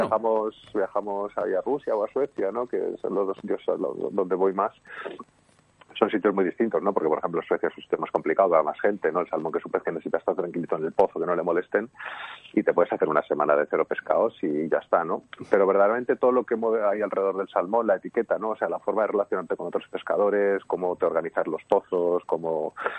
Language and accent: Spanish; Madrid, Community of Madrid, Spain; vivo en Madrid y soy de Madrid